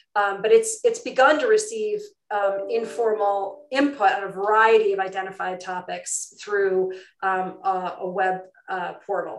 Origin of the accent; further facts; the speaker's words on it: New York, United States; my home state of um, new york